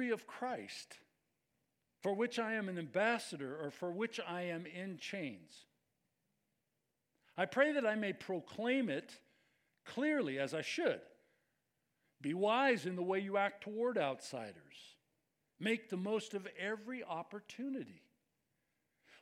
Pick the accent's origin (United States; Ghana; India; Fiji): United States; we're from America